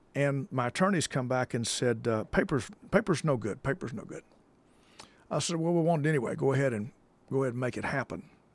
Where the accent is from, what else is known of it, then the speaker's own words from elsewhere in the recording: United States; being American